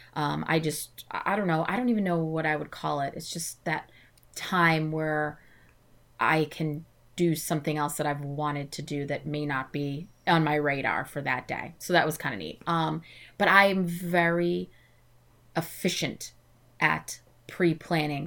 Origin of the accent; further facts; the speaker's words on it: New England, United States; I am from New England